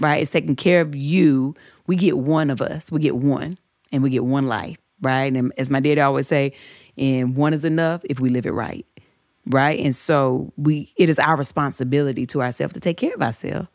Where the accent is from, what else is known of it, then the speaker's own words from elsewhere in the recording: the South, United States; I grew up in the South.